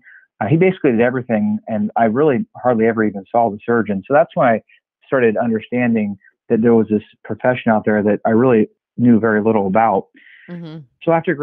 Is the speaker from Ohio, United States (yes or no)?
yes; Ohio, United States; I'm from Ohio. I've lived in Ohio my whole life.